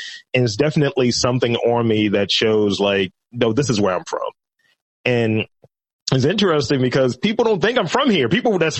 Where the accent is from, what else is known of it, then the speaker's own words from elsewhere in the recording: Baltimore, Maryland, United States; I'm originally from Over West.